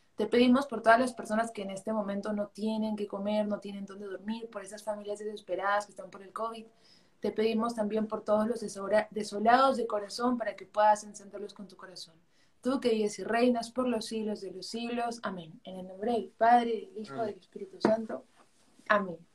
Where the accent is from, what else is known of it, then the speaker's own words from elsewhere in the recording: Arequipa, Peru; soy de Arequipa, Perú